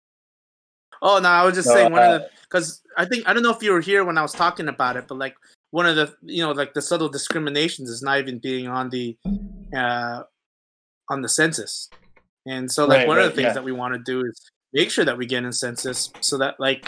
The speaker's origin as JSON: {"language": "English", "country": "United States", "also_born_or_lived": "Philippines (ancestry)", "moved": "yes", "lives_now": "England, United Kingdom", "said": "I'm Igorot Filipino. American."}